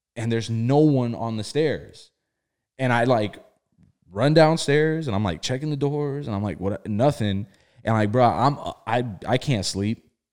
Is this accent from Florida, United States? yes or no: yes; South Florida, United States; also born or lived in Bridgeport, Connecticut; I was born in Bridgeport, Connecticut. Uh, I was, I was brought down to, to South Florida very young. And I, you know, I went to school in South Florida